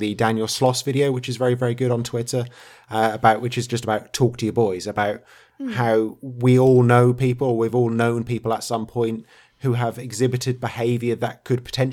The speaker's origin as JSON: {"language": "English", "region": "England", "country": "United Kingdom", "said": "being so English"}